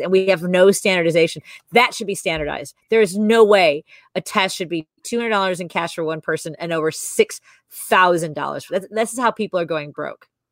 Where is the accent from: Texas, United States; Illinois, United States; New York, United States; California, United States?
Illinois, United States; Chicago; the house I grew up in, the, the, apartment I grew up in on Northwest Highway